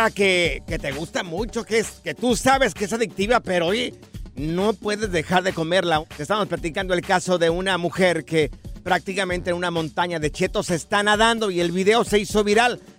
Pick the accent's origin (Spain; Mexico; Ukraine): Mexico; Durango; moved away; donde yo soy de Durango